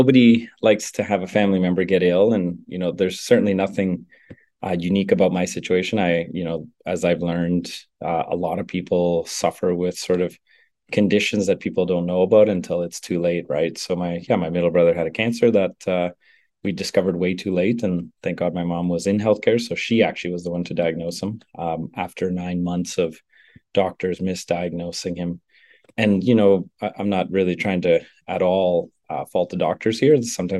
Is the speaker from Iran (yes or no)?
no; Northern Canada, Canada; I grew up in Northern Canada, where it snows half the year.